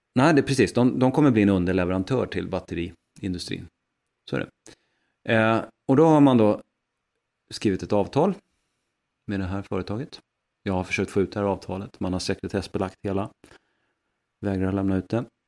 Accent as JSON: {"language": "Swedish", "region": "Västernorrland County", "country": "Sweden", "tie": "born or raised there", "said": "uppe hos mig faktiskt, i, i mitt hemlän Västernorrland"}